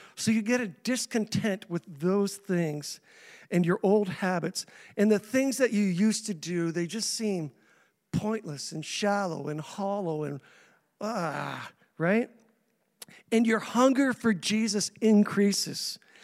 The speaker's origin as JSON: {"language": "English", "town": "Saint John", "region": "New Brunswick", "country": "Canada", "tie": "born or raised there", "also_born_or_lived": "Indianapolis", "lives_now": "Grand Manan, Canada", "said": "I was three years old when my parents moved me to Saint John against my will"}